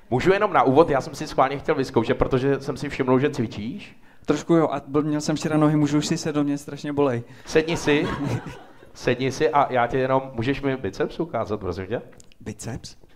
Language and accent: Czech; České Budějovice, South Bohemian Region, Czechia; now in Prague, Czechia; Já jsem z Budějce